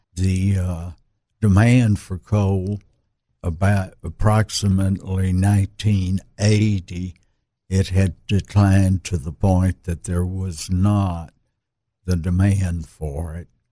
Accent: Little Rock, Arkansas, United States; I was born in Little Rock at the old Saint Vincent's

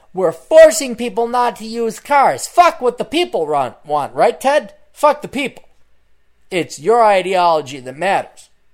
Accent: Portland, Oregon, United States; I'm from Portland

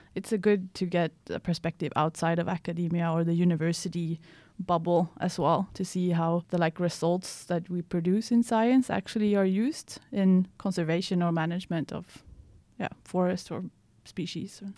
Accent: Piteå, Norrbotten County, Sweden; moved away as an adult; now in Umeå, Sweden; I'm from Sweden, um, but from Piteå, which is two hundred and ten kilometers north from here

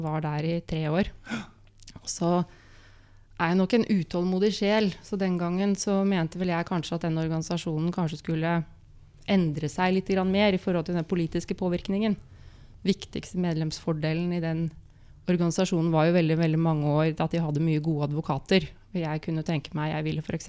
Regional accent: Molde, Møre og Romsdal, Norway; da jeg ble født i 72 i Molde

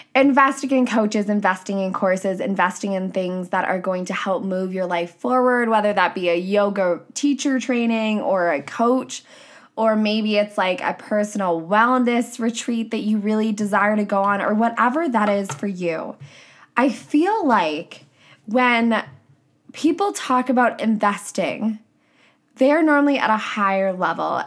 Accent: Canada; I'm a Canadian coach

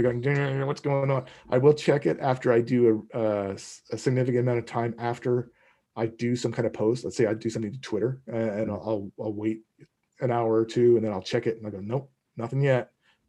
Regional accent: East Coast of Canada, Atlantic Canada, Canada; moved away; I'm originally from the East Coast of Canada.

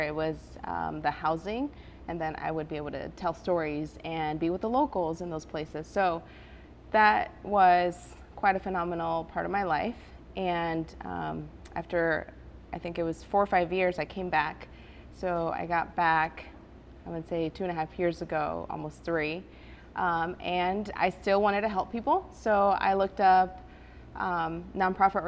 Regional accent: Elkhart, Indiana, United States; English is a second language; also born or lived in Guadalajara, Mexico; now in Goshen, United States; I moved here with my mom when I was 7, not knowing any word of English. So I grew up in Elkhart

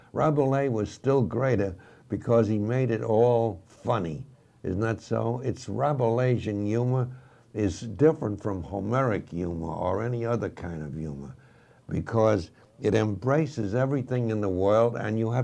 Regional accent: United States; I'm 100% American

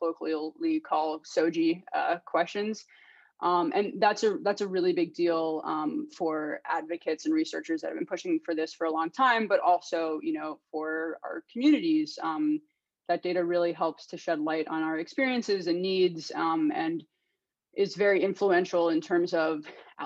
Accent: New York City, New York, United States; moved away as an adult; also born or lived in Amherst, Massachusetts / London / Massachusetts; now in Washington, D.C., United States; I'm originally from Brooklyn, New York

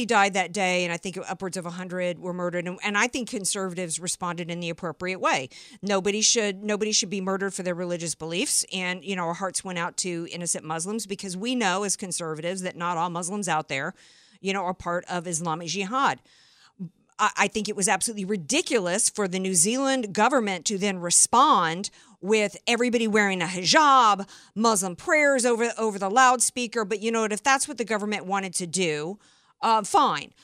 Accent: the South, United States; I grew up in the South

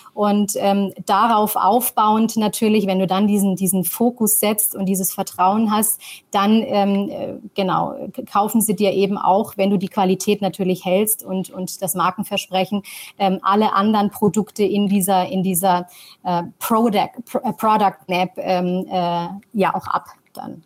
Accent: Tunisia; also born or lived in New York; now in Germany; bin gebürtige Tunesierin

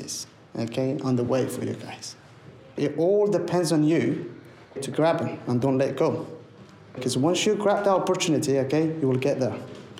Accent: England, United Kingdom; also born or lived in Afghanistan; I spent the most fantastic times, okay, of my age in England. I've grown up here

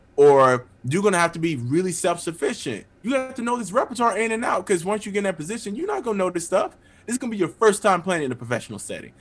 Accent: Pensacola, Florida, United States; now in Nashville, United States; I'm from Pensacola, Florida. Uh, I'm the youngest of six kids, very musical family. Uh, grew up pastor's kid

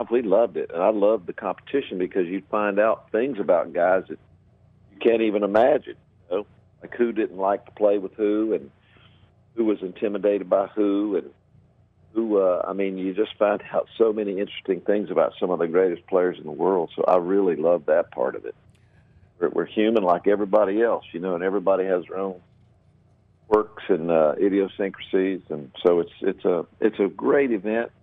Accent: North Carolina, United States; also born or lived in Georgia; I wanted to go home because uh, I was from North Carolina

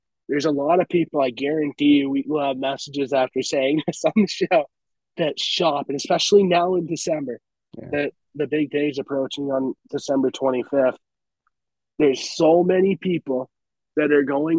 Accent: Dalhousie, Ontario, Canada; I'm from Dalhousie, Ontario

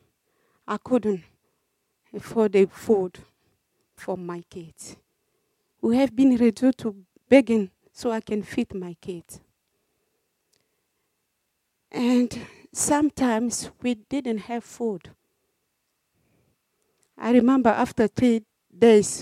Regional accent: DR Congo; moved away as an adult; also born or lived in Cameroon; now in Australia; I was born in Republic Democratic of Congo

